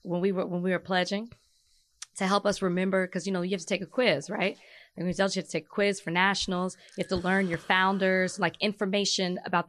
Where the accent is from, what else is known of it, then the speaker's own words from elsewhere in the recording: Texas, United States; I'm from Texas. We used to freestyle all the time.